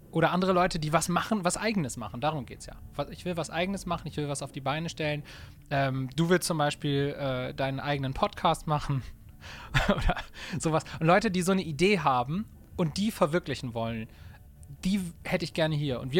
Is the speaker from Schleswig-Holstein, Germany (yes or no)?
no; Bremen, Germany; Wir kommen, wir kommen aus Bremen, sind sesshaft in Bremen